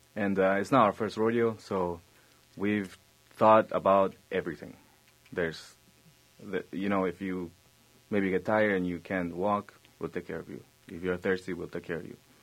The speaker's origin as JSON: {"language": "English", "country": "Argentina", "moved": "yes", "lives_now": "United States", "said": "I come from Argentina"}